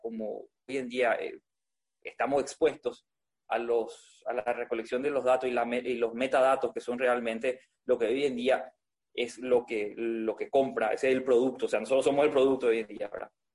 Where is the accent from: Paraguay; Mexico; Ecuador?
Paraguay; also born or lived in Spain